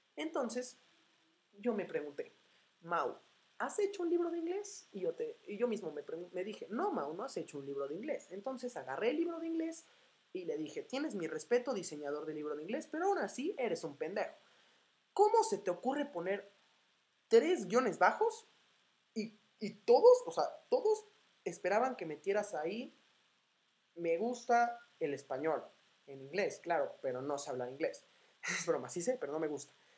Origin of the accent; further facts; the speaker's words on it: Morelia, Michoacán, Mexico; now in Puebla, Mexico; soy de Morelia, Michoacán